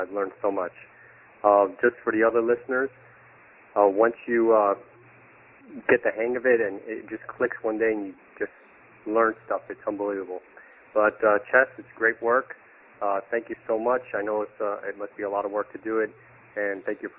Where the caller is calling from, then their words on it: Miami Shores, Florida, United States; I'm calling you from Miami Shores, Florida.